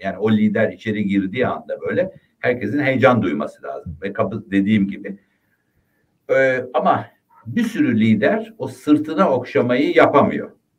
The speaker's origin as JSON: {"language": "Turkish", "town": "Ayvalık", "region": "Balıkesir", "country": "Turkey", "said": "ben Ayvalıklıyım"}